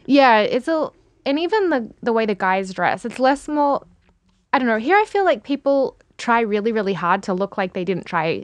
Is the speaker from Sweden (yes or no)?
no; Melbourne, Victoria, Australia; moved away; also born or lived in Perth; I was born in Perth, but, um, my family moved to Melbourne when I was still a baby. So Melbourne's my hometown